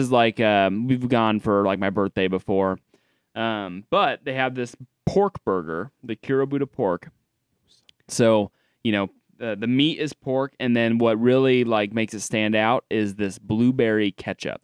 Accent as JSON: {"language": "English", "town": "Des Moines", "region": "Iowa", "country": "United States", "said": "I'm from Des Moines"}